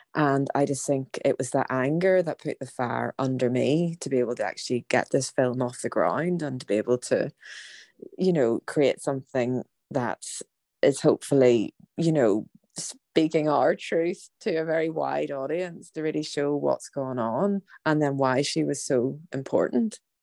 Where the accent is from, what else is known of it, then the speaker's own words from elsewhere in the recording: Ireland; as an Irish woman